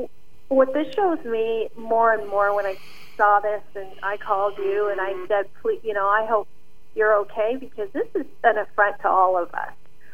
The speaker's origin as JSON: {"language": "English", "region": "London", "country": "United Kingdom", "tie": "born or raised there", "also_born_or_lived": "Montreal / Pakistan", "said": "because I grew up in London and Montreal. I'm a Canadian citizen, a British citizen, and an American citizen, besides being born in Pakistan."}